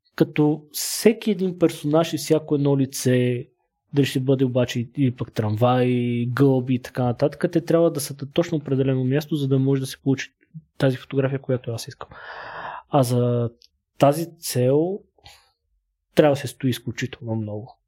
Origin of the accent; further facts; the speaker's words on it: Bulgaria; now in Sofia, Bulgaria; съм от село, не съм от София